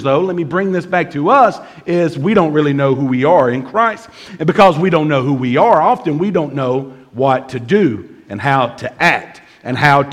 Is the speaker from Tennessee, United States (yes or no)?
yes; Bemis, Tennessee, United States; I'm from Bemis